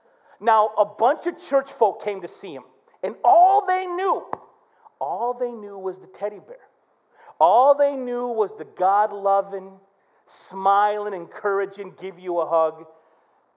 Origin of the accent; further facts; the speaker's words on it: Flint, Michigan, United States; my brother, we grew up in Flint.